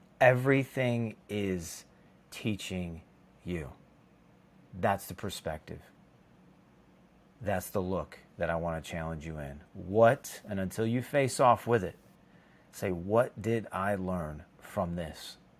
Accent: Chicago, Illinois, United States; I grew up in the Chicago area, and we have lakes. That's what we have. If you're on the coast or you're on in the ocean, it's a different world, but in the Midwest, we have lakes.

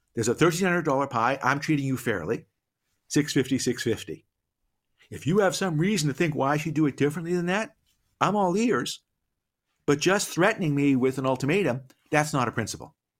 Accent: Boston, Massachusetts, United States; I grew up in Boston. I'm a Celtics guy

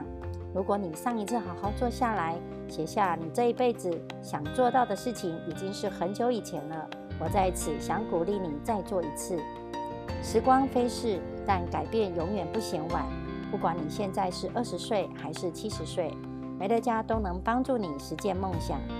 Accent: Miaoli, Miaoli County, Taiwan

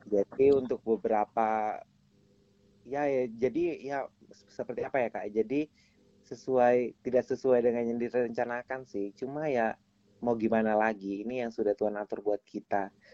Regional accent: Kefamenanu, East Nusa Tenggara, Indonesia; saya dari NTT dan saya juga pengen sekali untuk membangun daerah saya

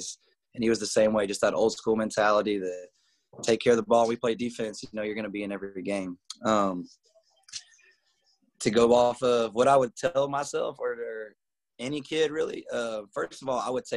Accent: Hendersonville, Tennessee, United States; I am from Hendersonville, one of the very few that actually born and raised from here

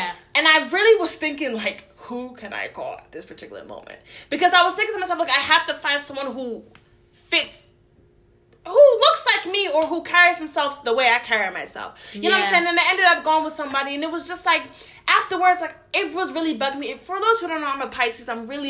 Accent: Brooklyn, New York, United States; Listen, I'm from New York. You know what I'm saying? From Brooklyn.

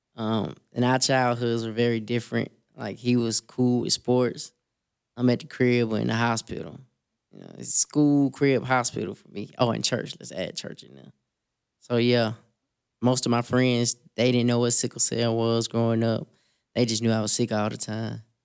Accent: Selma, Alabama, United States; I was born in Selma, Alabama

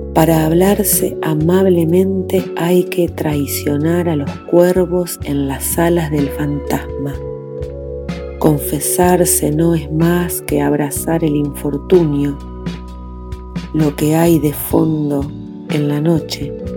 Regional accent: La Plata, Buenos Aires Province, Argentina; soy de La Plata, nacida en 1979.

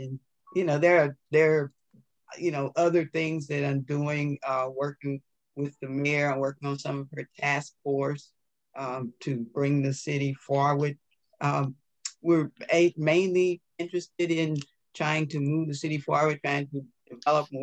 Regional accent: St. Louis, Missouri, United States; now in Ferguson, United States; I'm from St. Louis, born and bred in St. Louis. Raised and spent most of my childhood in North St. Louis, actually in Walnut Park.

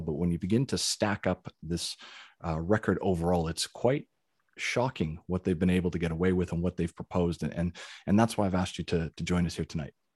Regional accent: Canada; now in Australia; even though I am a Canadian citizen

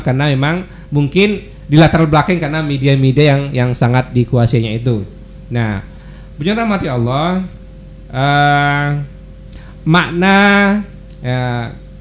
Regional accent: West Kalimantan, Indonesia; kita orang Kalimantan Barat hijrah ke Jakarta

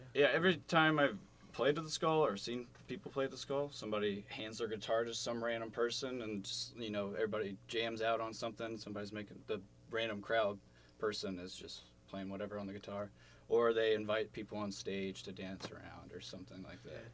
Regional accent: Dayton, Ohio, United States; moved away as an adult; now in Athens, United States; from Dayton.

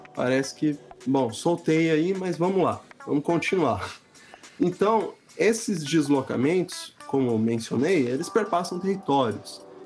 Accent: Santos, São Paulo, Brazil; moved away; em Santos, que é onde eu nasci, onde eu estou morando agora, porque eu voltei para cá durante a pandemia

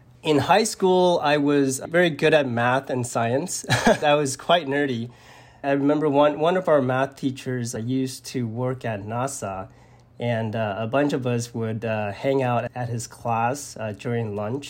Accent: Vancouver, British Columbia, Canada; also born or lived in Taipei, Taiwan; I was born in Taipei. My family immigrated to Vancouver, Canada, when I was 9 years old.

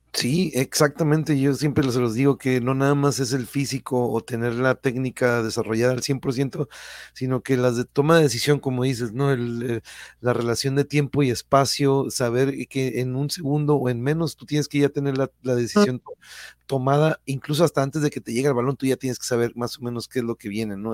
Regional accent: Tijuana, Baja California, Mexico; accent: norteño; also born or lived in Mexico City; yo soy born in raised de aquí de Tijuana

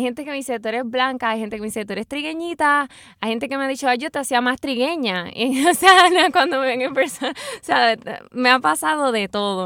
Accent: Puerto Rico; lo que somos los puertorriqueños

